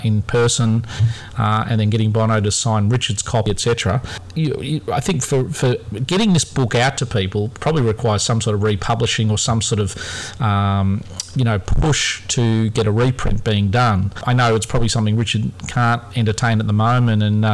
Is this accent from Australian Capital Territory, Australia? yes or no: no; near the Knox Club, Victoria, Australia; I grew up near the Knox Club